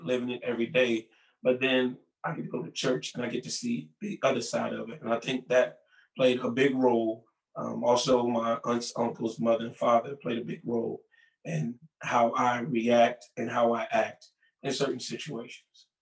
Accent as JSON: {"language": "English", "town": "Newport News", "region": "Virginia", "country": "United States", "tie": "born or raised there", "said": "Growing up in Newport News, Virginia"}